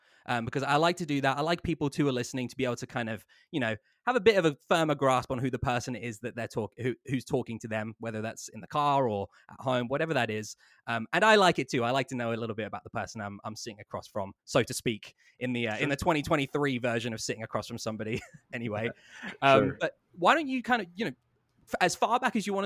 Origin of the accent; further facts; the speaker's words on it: England, United Kingdom; moved away; I come from England